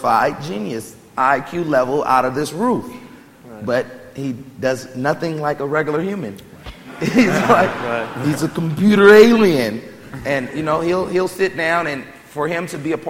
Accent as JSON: {"language": "English", "town": "Oakland", "region": "California", "country": "United States", "said": "I'm from Oakland, California"}